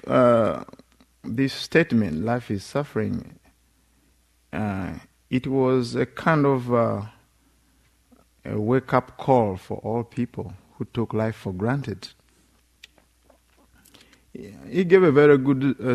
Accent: Uganda; moved away; In Uganda, especially, we have extended families

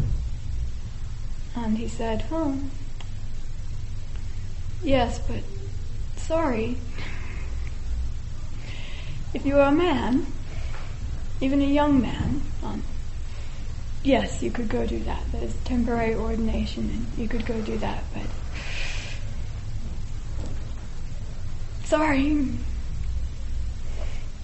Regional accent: United States; also born or lived in Oregon / Washington; being a young girl growing up in America, land of the free, home of the brave

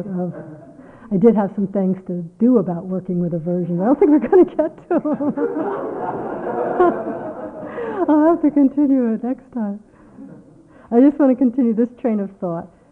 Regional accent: United States; I'm an American

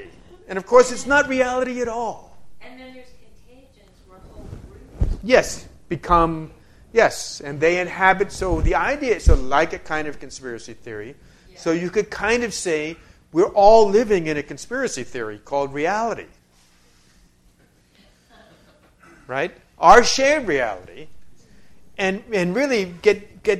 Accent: New York, United States; I'm from New York

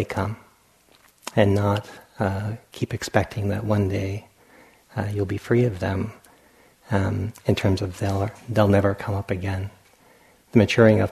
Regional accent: Providence, Rhode Island, United States; when I was a child, growing up in Providence, Rhode Island

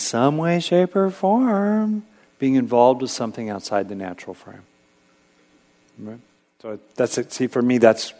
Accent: California, United States; I grew up in California

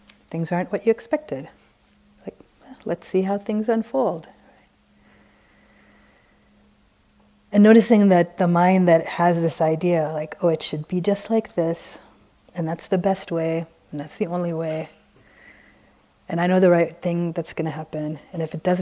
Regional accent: San Francisco, California, United States; since we're both from San Francisco

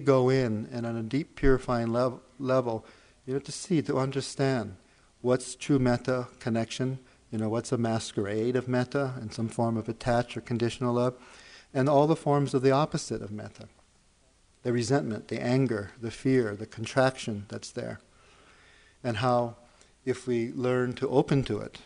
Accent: Hawaii, United States; Being born and raised in Hawaii

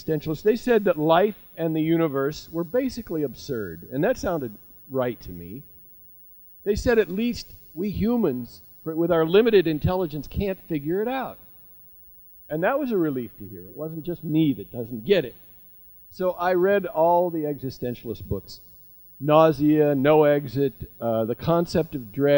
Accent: Nebraska, United States; Jewish kid in a small town in Nebraska

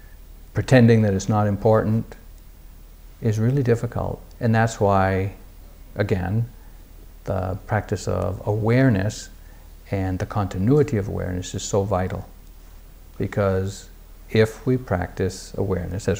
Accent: New England, United States; I'm a guy from New England

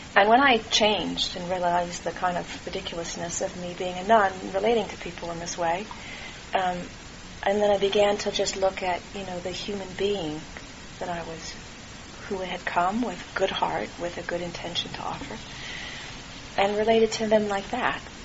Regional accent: California, United States; also born or lived in Santa Cruz, California; I was born in California, and I spent a lot of time in Santa Cruz

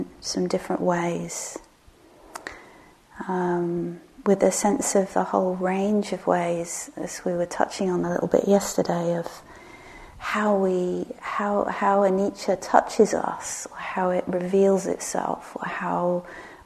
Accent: England, United Kingdom; moved away; my beloved village where I grew up in England

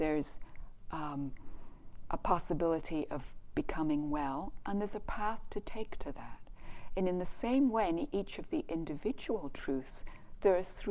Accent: Canada; I'm from Canada

